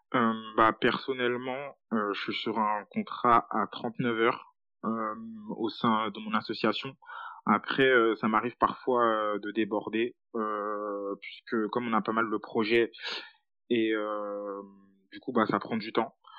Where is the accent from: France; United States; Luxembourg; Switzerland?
France; Île-de-France; je suis originaire de banlieue